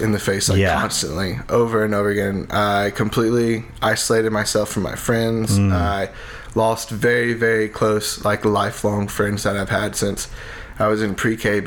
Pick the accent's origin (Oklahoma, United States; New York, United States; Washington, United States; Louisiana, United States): Louisiana, United States; Lake Charles; growing up in Lake Charles, was very involved with youth ministry